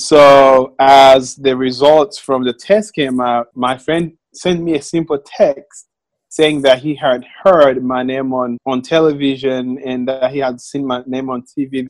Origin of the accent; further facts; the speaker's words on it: Rwanda; moved away as an adult; now in Little Rock, United States; I uh, right now live in Little Rock, Arkansas, but I'm from Rwanda.